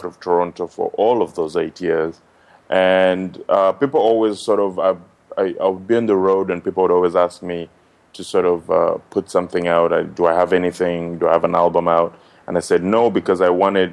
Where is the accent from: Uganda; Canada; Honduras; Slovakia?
Uganda; I was born and raised in Uganda, in East Africa.